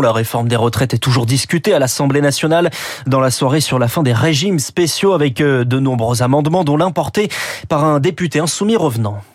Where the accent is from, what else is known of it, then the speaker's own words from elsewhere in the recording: France; Chez nous, en France